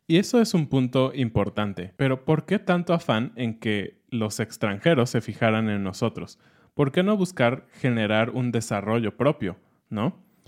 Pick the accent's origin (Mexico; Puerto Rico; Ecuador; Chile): Mexico; nosotros como mexicanos